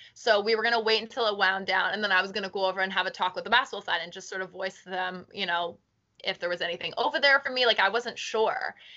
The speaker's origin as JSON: {"language": "English", "town": "Halifax", "region": "Nova Scotia", "country": "Canada", "tie": "born or raised there", "also_born_or_lived": "South End, Halifax", "said": "I grew up in Spryfield. Like before we ever like I only moved to the South End when I was like in high school."}